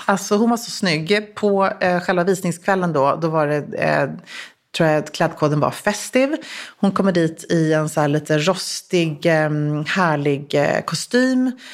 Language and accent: Swedish; Sweden; jag som svensk